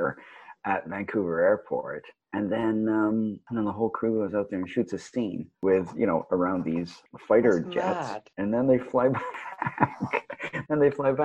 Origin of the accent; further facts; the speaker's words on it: Swansea, Wales, United Kingdom; moved away; I was born in Swansea. Swansea boy.